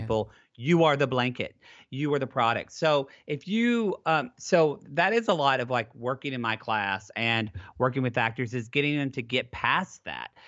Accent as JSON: {"language": "English", "region": "Southern Oklahoma", "country": "United States", "tie": "born or raised there", "moved": "yes", "lives_now": "California, United States", "said": "I grew up in Southern Oklahoma with a father who is a Southern Oklahoma plumber"}